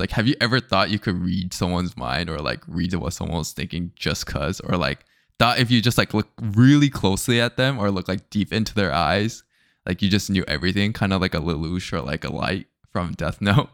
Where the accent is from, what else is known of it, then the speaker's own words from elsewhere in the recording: United States; I'm still American, right? Like, I'm, like, Japanese American